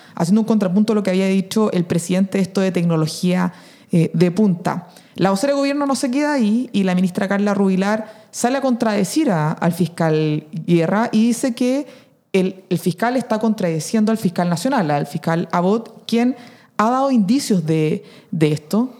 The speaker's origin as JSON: {"language": "Spanish", "country": "Chile", "said": "nuestro país"}